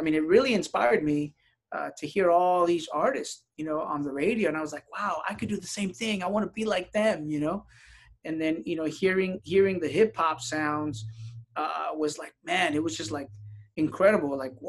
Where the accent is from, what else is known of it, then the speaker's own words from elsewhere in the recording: San Diego, California, United States; also born or lived in Tijuana, Mexico; I was born in Tijuana, but raised in San Diego, California. I only lived in Tijuana for about maybe 4 years and, you know, moved to San Diego at such a young age.